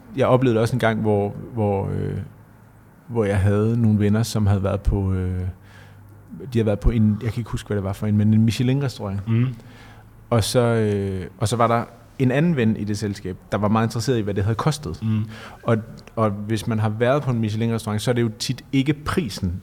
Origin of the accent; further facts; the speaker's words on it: Denmark; Jeg kommer selv fra Jylland